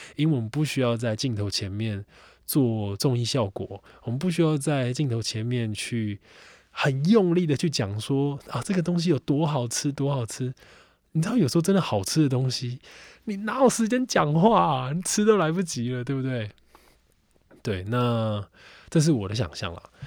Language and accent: Chinese; Xinzhuang, New Taipei, Taiwan; 我在新庄长大，那我对新庄好比说南京庄，好比说新庄老街这边，此有功，等等